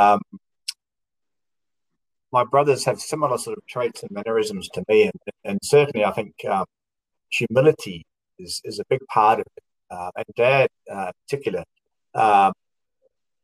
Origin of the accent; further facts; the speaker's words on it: New Zealand; also born or lived in Australia; now in Melbourne, Australia; I'm from New Zealand, but I've been living in Australia